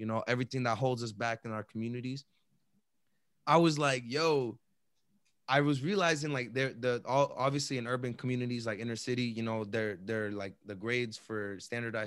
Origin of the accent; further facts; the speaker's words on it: Chelsea, Massachusetts, United States; where we grew up in Chelsea